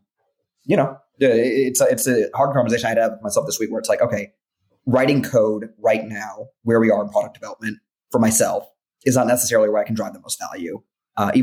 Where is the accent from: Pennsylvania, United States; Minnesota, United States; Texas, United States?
Texas, United States; Dallas; moved away; I come from Dallas, Texas